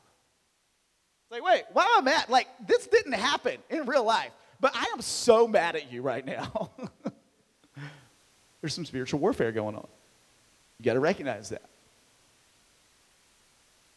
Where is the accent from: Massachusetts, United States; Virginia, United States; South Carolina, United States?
Virginia, United States; Marion; my hometown of Marion, Virginia